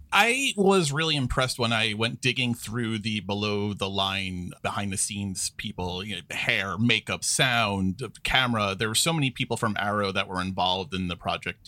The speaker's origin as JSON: {"language": "English", "region": "New York", "country": "United States", "tie": "born or raised there", "said": "I, I grew up in New York. I'm, I'm a lifelong New Yorker"}